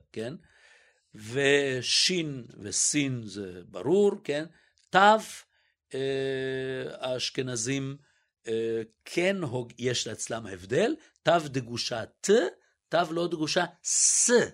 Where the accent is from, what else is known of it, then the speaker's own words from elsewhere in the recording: Israel; also born or lived in Budapest, Hungary; גדלתי, אני מוכרח להגיד, בילדותי, זה אחד הדברים הנפלאים שגדלתי בשכונת עולים